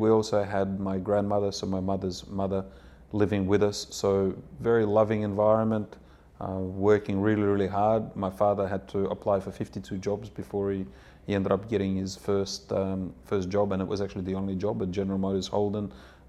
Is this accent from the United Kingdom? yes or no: no; Odessa, Odessa Oblast, Ukraine; born there; English is a second language; moved away; Well, to start, I was born in Odessa, and a country that a lot of people have heard of now, which is Ukraine. When we left, it was still the USSR